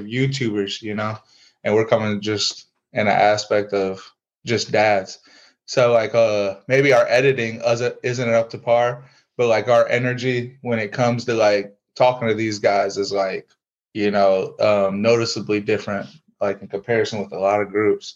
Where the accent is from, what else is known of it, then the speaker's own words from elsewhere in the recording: Fremont, Ohio, United States; We're a couple of small town kids. Our town, we're from Fremont, Ohio